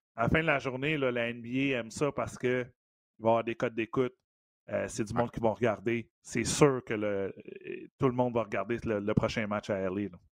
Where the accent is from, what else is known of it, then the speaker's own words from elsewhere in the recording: Montreal, Quebec, Canada; dans ma cour d'école à côté de chez nous à Verdun